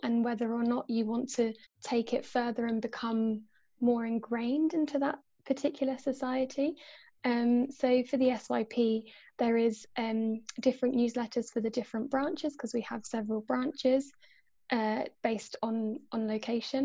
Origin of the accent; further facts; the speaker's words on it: Ireland; also born or lived in Poland; now in Oxford, United Kingdom; I feel like I'm part of the Polish society because I'm half Polish, or the Irish society because I'm Irish